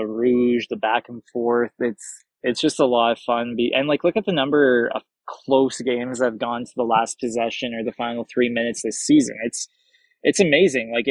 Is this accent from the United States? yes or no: no; Edmonton, Alberta, Canada; also born or lived in Montreal; now in Calgary, Canada; I grew up in Edmonton